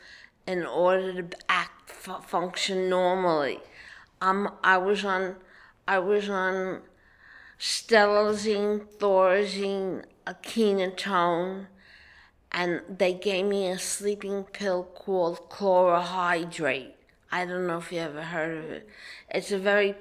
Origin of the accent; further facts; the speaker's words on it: New York City, New York, United States; moved away as an adult; also born or lived in Harlem / Brooklyn; was born in Harlem, but I lived in Washington Heights